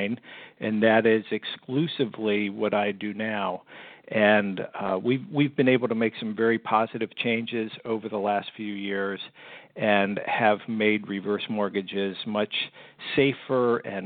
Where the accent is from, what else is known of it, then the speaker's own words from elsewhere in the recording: United States; moved away as an adult; also born or lived in Fort Lauderdale, Florida / California; I grew up right outside of Washington, D.C.